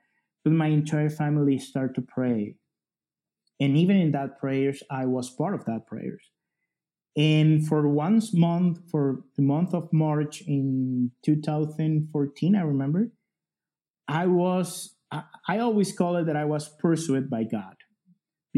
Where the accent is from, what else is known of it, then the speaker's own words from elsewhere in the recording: El Salvador; English is a second language; I am from El Salvador.